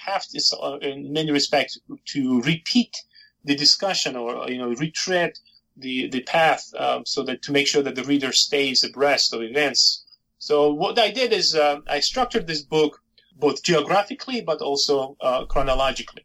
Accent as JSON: {"language": "English", "country": "Georgia", "tie": "born or raised there", "first_language": "Georgian", "second_language": "English", "moved": "yes", "said": "I was born and raised in Soviet Union, so although I'm an ethnic Georgian and Georgian is my native tongue"}